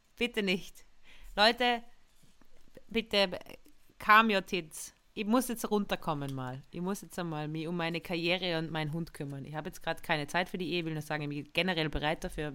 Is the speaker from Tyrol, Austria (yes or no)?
yes; Tyrol, Austria; moved away; in Tirol, da wo ich aufgewachsen bin